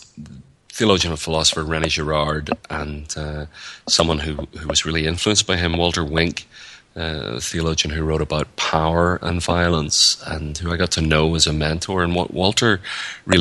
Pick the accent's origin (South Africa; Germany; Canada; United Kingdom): United Kingdom; Northern Ireland; moved away as an adult; now in United States; So I'm from Northern Ireland, or the north of Ireland, and I've lived in the United States for about 7 or 8 years